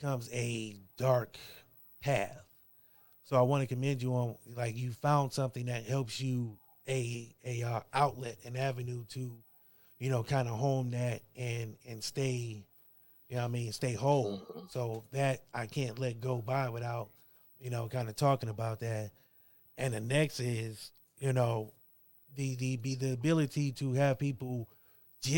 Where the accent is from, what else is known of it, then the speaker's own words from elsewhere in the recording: Akron, Ohio, United States; now in Canton, United States; I'm from Akron, Ohio. I live in Canton